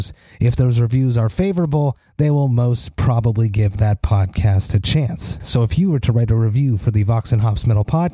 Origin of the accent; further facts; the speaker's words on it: Montreal, Quebec, Canada; I'm from Montreal